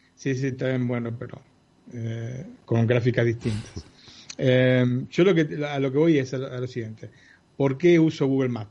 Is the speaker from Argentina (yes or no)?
yes; Argentina; una típica, familia italo argentina